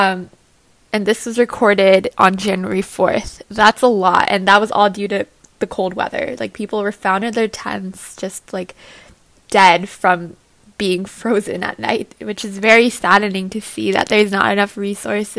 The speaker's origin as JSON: {"language": "English", "region": "New Jersey", "country": "United States", "said": "I'm from New Jersey"}